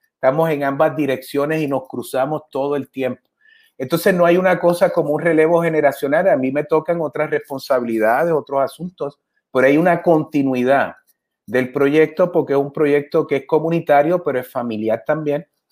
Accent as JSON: {"language": "Spanish", "town": "Adjuntas", "country": "Puerto Rico", "tie": "born or raised there", "said": "yo crecí en Anjuntas con mis papás"}